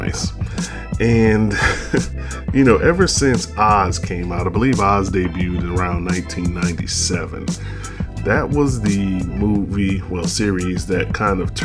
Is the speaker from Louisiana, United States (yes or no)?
yes; New Orleans, Louisiana, United States; being that he's from New Orleans and I'm from New Orleans